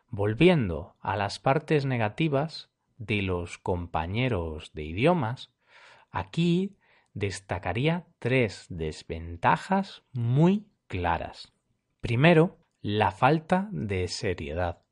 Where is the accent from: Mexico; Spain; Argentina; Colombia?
Spain; Galicia; He nacido en Galicia, una región situada al noroeste de España, y aquí hablamos dos idiomas, español y gallego